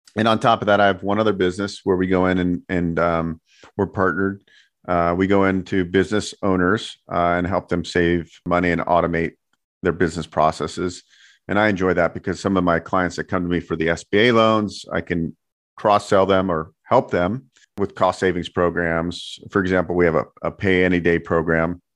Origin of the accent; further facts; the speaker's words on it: San Francisco Bay Area, California, United States; now in Las Vegas, United States; I grew up in the Bay Area, San Francisco Bay Area.